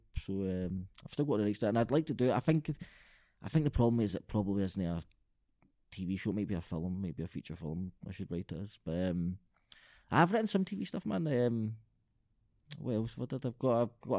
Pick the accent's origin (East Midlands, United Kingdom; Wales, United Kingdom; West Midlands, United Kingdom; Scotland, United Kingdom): Scotland, United Kingdom; Glasgow; also born or lived in Balornock, Glasgow; I'm from Springburn, and it's really nice and multicultural now.